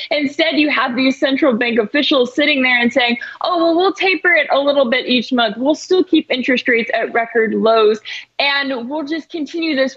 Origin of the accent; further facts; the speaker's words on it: North Texas, United States; I'm from North Texas